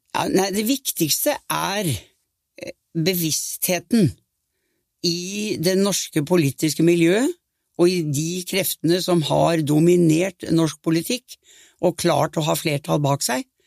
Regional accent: Norway; jeg var norsk statsminister

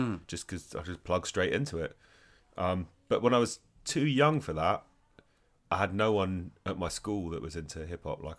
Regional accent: London, United Kingdom; born there; Yeah, I was born in London.

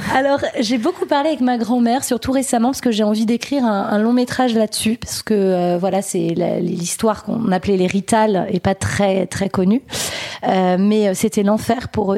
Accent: France; je suis née en France. Mon père est né en France

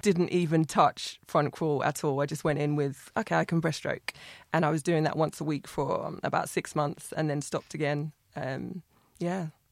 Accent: Ipswich, East of England, United Kingdom; I'm from Ipswich

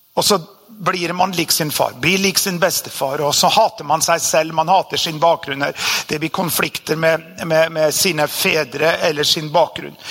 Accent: Norway; born or raised there

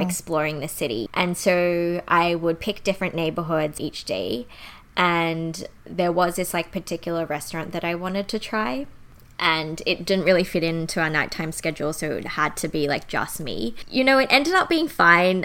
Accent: Sydney, New South Wales, Australia; also born or lived in Canberra; I grew up in Canberra until primary school. And then once I got to high school, I grew up in suburban Sydney.

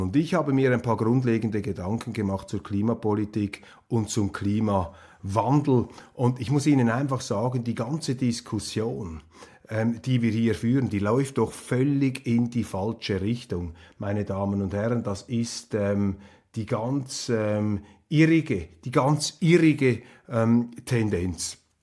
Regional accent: Switzerland; ich bin Schweizer und ich bin Bürger

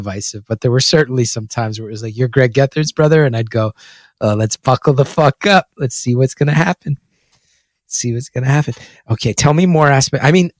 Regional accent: West Orange, New Jersey, United States; growing up in West Orange on the border of Montclair.

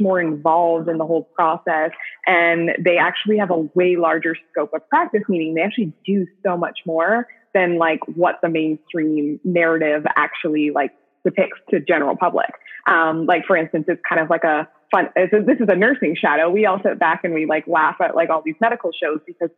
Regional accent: Canada; I'm from Canada as well.

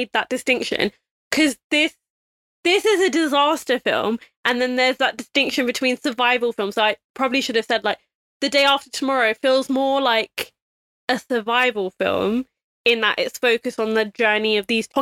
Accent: England, United Kingdom; I think we're just English.

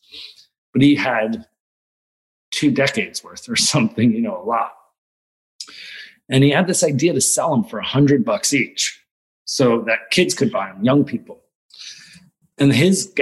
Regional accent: New Jersey, United States; moved away; also born or lived in New York; I'm very proudly like New Jersey raised

